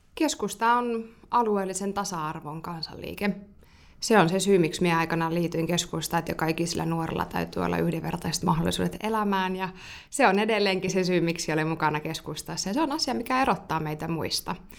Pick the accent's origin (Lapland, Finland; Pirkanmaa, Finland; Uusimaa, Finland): Lapland, Finland; Tornio Valley; he tulevat siis omalta kotiseudultani